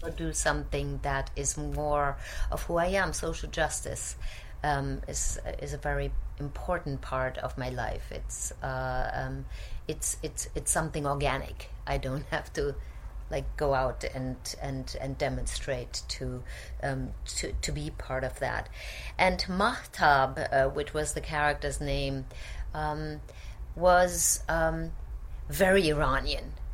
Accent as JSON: {"language": "English", "country": "Germany", "tie": "born or raised there", "also_born_or_lived": "Cologne / Zurich / Paris / Vienna", "moved": "as an adult", "lives_now": "New York, United States", "said": "I grew up in Germany"}